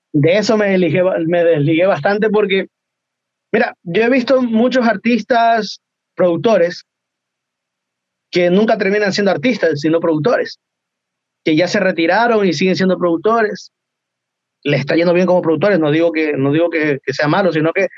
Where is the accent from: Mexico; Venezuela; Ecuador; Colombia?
Ecuador; moved away as an adult; now in Chile; yo soy de Ecuador